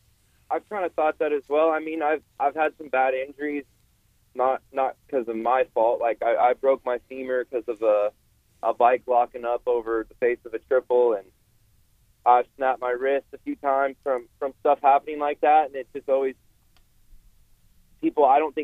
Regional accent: West Coast, United States; I mean, I'm from the West Coast, but I seem to do better when the tracks are more rutted up

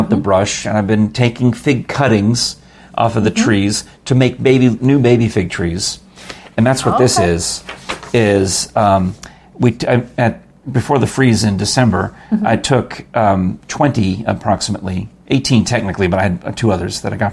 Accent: New York, United States; now in Oak Ridge area, United States; I grew up in New York

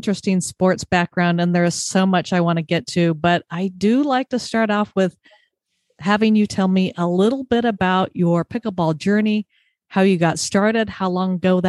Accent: Southern California, United States; I grew up in Southern California, played in high school.

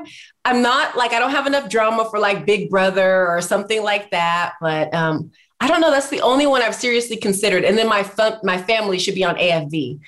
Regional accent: Riverside, California, United States; also born or lived in Paso Robles, California; now in Orlando, United States; Yeah, so I grew up in California. The first part of my childhood, I was in Paso Robles, California. And then the second half of my childhood, I was in Riverside. And so California, both South and Central.

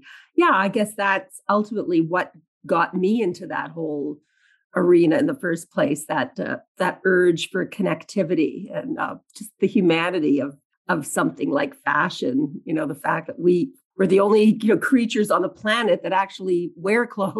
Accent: Canada; I'm proud of you as a Canadian, and as a Canadian flag waver who really always wanted a little more attention for this country

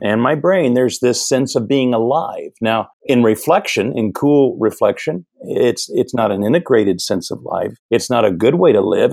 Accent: Midwest, United States; moved away as an adult; also born or lived in Pasadena, California; I grew up in the Midwest

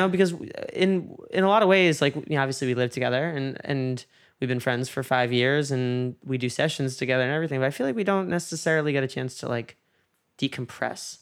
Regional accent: New York, United States; moved away; there was a case in my hometown

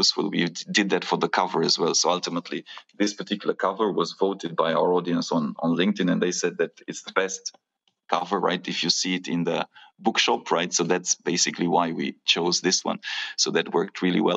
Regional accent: Romania; my home country of Romania

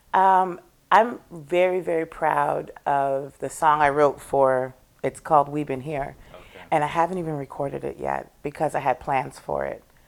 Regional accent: Toronto, Ontario, Canada; now in Nova Scotia, Canada; I was born and raised in Toronto by two Scotian parents

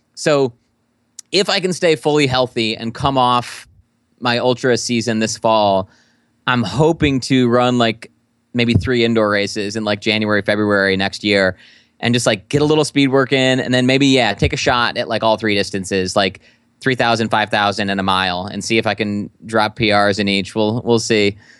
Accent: Midwest, United States; a Midwesterner

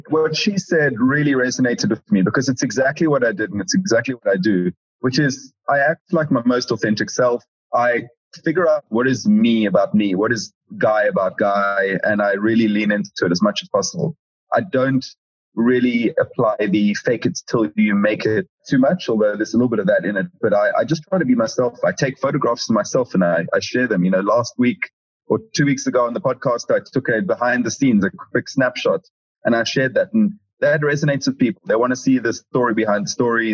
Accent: South Africa; moved away as an adult; now in London, United Kingdom; I'm from South Africa

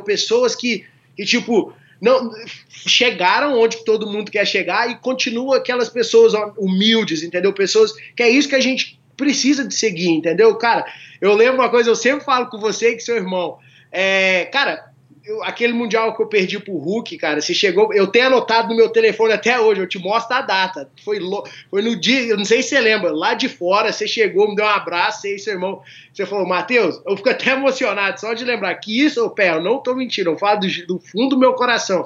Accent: Formiga, Minas Gerais, Brazil; eu sou da cidade do interior de Minas, chama Formiga

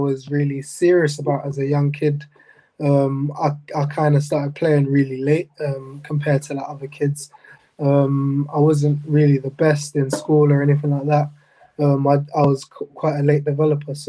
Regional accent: England, United Kingdom; also born or lived in Jamaica / United States; I came from America to England about age six

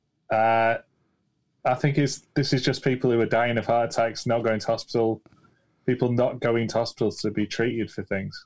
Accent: United Kingdom

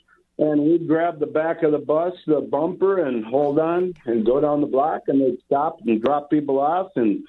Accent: New Hope, Minnesota, United States; also born or lived in Brooklyn Park, Minnesota; I grew up in the Crystal New Hope area in the northwest suburbs.

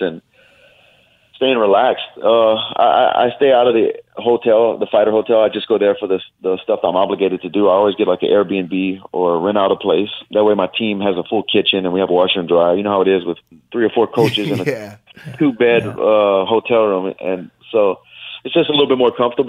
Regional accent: Louisiana, United States; I'm from Louisiana

